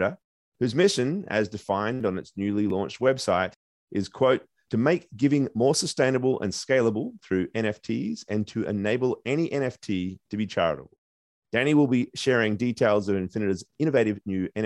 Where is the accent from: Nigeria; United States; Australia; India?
Australia; Perth, Western Australia; moved away; Curtin University in my hometown of Perth, where I got my journalism degree 3 decades ago